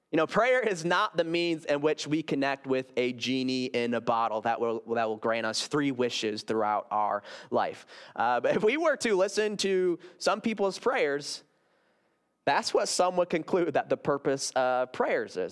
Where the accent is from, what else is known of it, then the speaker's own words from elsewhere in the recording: Grand Rapids, Michigan, United States; I came from Garden Park Church up in Grand Rapids, Michigan